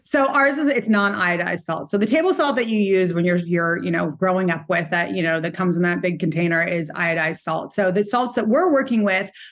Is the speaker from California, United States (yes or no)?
yes; Montecito, California, United States; now in New York City, United States; I grew up in Montecito